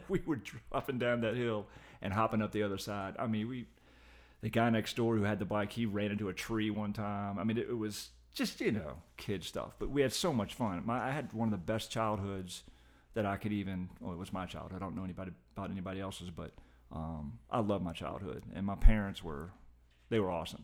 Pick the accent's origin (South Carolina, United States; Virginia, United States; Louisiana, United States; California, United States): Virginia, United States; Short Pump; I was adopted and grew up in Short Pond